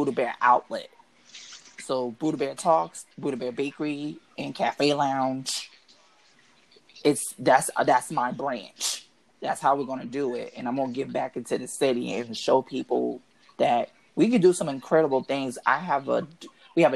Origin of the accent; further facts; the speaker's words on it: New York City, New York, United States; I grew up in Harlem. Harlem all day, NYC all